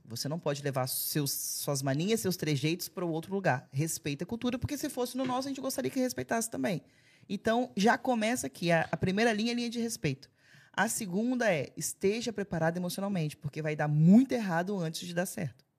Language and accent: Portuguese; Alegre, Espírito Santo, Brazil; moved away as an adult; now in Portugal; Eu sou de Alegre